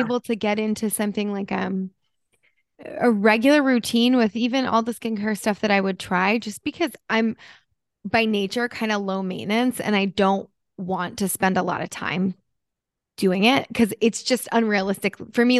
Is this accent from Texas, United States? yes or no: no; New Jersey, United States; moved away; I'm from Jersey. We grew up